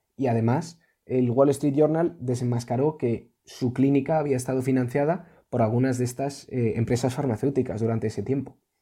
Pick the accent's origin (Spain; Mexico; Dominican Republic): Spain